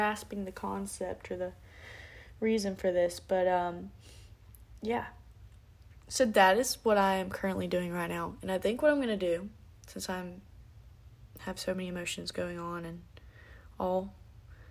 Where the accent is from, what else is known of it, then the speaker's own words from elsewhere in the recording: South Alabama, United States; I'm from Alabama. South Alabama